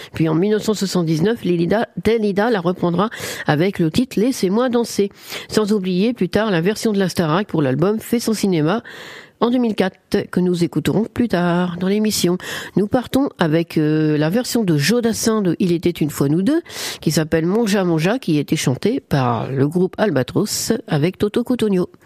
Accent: France; chez nous, en France

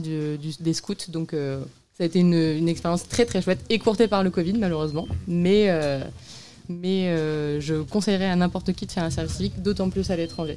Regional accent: L'Aigle, Normandy, France; moved away as an adult; now in Nantes, France; je suis originaire de l'Aigle, mais après, j'ai bougé sur Nantes

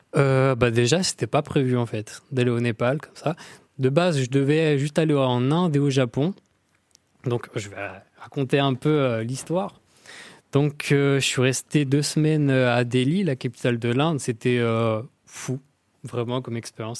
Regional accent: Tourouvre, Normandy, France; Je suis de Tourouvre, un petit patelin paumé où il n'y a rien à faire.

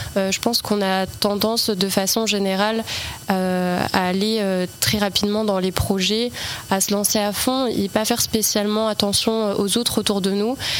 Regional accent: L'Aigle, Normandy, France; Je suis originaire de Normandie, j'ai grandi en campagne

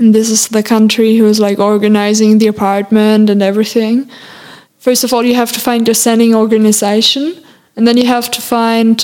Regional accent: Germany; English is a second language; moved away as an adult; now in France; as a German person

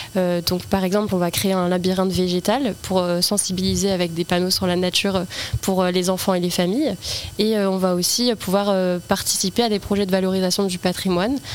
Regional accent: L'Aigle, Normandy, France; born or raised there

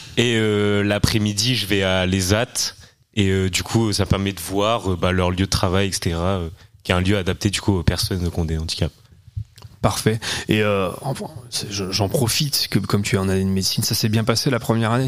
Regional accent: Caen, Normandy, France; je suis de Caen

